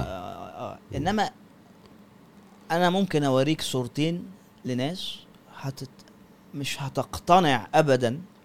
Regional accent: Egypt; إحنا نفسنا كمصريين

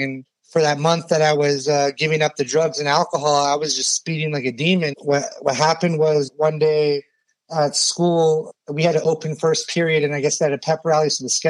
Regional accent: Ohio, United States; born there; I was born in Ohio to immigrant parents from Iran.

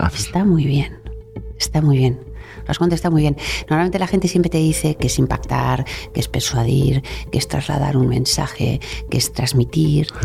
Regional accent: Bilbao, Basque Country, Spain; moved away as an adult; also born or lived in Madrid; nací en Bilbao y soy la hermana pequeña, con lo cual estaba deseando salir de Bilbao y cuando me llegó mi turno elegí Madrid

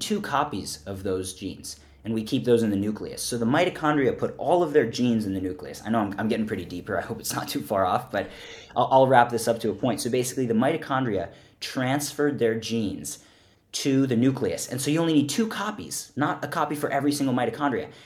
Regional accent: Philadelphia, Pennsylvania, United States; I grew up in Pennsylvania, for the listener audience, in Philadelphia

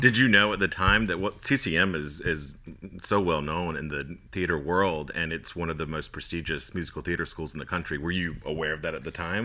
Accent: Florida, United States; moved away as an adult; also born or lived in Mississippi; I grew up in Florida and went to school in Mississippi

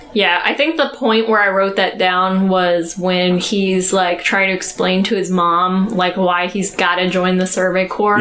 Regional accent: United States; I'm American

